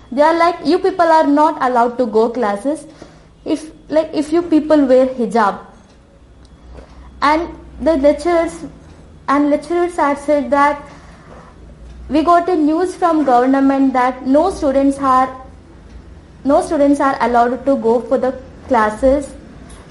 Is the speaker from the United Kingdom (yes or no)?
no; India; Being an Indian